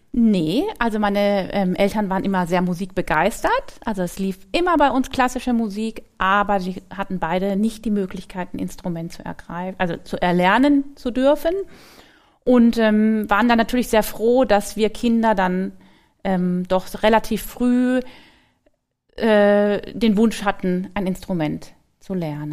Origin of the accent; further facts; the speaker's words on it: Frankfurt am Main, Hesse, Germany; moved away as an adult; also born or lived in Cologne; now in Mannheim, Germany; Ich bin in Frankfurt am Main geboren und da war ich auch ähm, bis zum Abitur